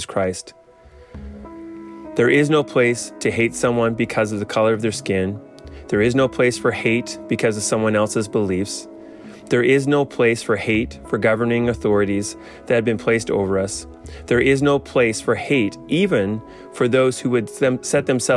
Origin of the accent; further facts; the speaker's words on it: Canada; As a Canadian